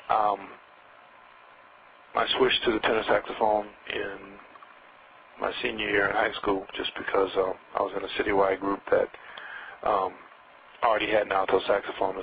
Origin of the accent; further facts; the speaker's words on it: Denver, Colorado, United States; also born or lived in Missouri; I was born in Missouri, but I grew up in Denver, Colorado